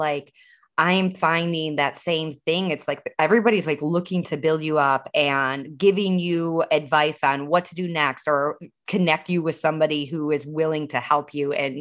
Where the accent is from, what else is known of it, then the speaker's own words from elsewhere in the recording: Northwest suburbs of Chicago, Illinois, United States; I'm from Northwest suburbs of Chicago